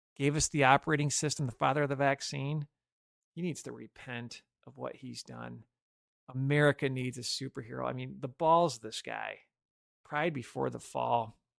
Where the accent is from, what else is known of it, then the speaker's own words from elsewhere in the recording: Michigan, United States; now in Chicago, United States; I grew up in Michigan